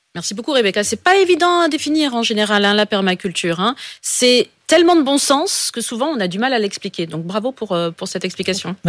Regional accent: Pas-de-Calais, Hauts-de-France, France; Je suis, du Pas-de-Calais, donc dans, le Nord

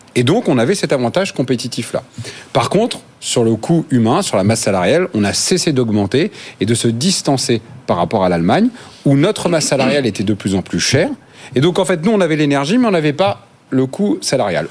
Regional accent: Normandy, France; je viens de Normandie

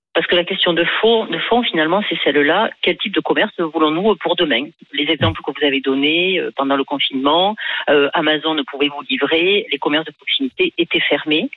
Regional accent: France; je suis française

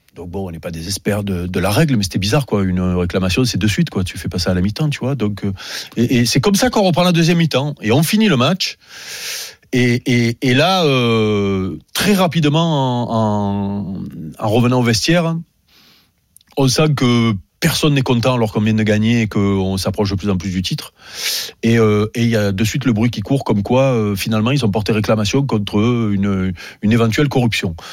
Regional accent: Marseille, Provence-Alpes-Côte d'Azur, France; chez nous à Marseille

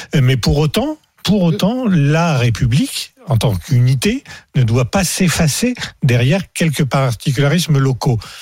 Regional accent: Aisne, Hauts-de-France, France; Je suis né dans l'Aisne

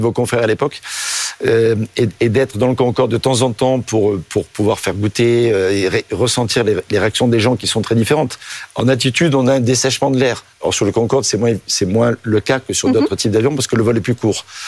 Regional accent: Provence-Alpes-Côte d'Azur, France; also born or lived in Marseille / Rhône / Alps; je suis né à Marseille, j'ai grandi en Provence et dans le Rhône et dans les Alpes.

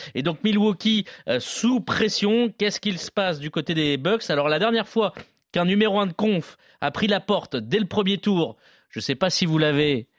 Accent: France; nous, en tant que Français

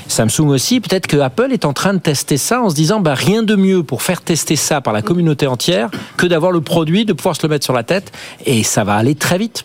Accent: France; chez nous en France ou en Europe

